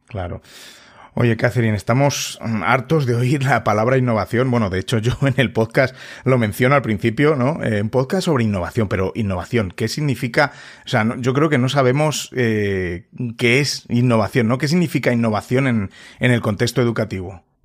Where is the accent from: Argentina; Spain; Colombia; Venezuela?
Spain; yo antes aquí en, en, España el, el, aprendizaje del inglés era, pues bueno, en los colegios era como era